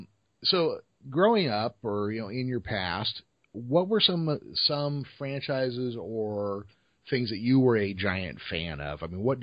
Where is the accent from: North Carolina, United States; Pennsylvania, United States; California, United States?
California, United States; Modesto; Now, see, I am from George Lucas's hometown.